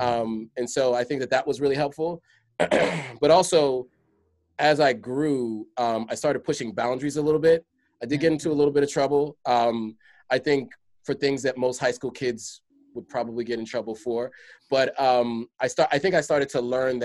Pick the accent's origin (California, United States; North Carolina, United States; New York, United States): New York, United States; New York City; moved away; also born or lived in Hershey, Pennsylvania; growing up in the Bronx